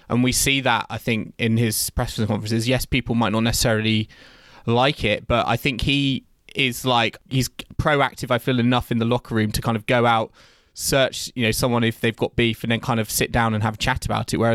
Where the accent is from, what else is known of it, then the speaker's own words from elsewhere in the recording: United Kingdom; as a British fan